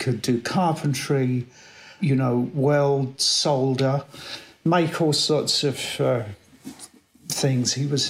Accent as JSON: {"language": "English", "region": "London", "country": "United Kingdom", "tie": "born or raised there", "said": "I was born in South London, 1958, a very typical kind of working class family, I guess you could say."}